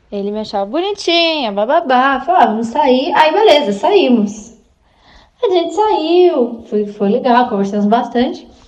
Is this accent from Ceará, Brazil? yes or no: no; São Paulo, Brazil; eu sou daqui de São Paulo.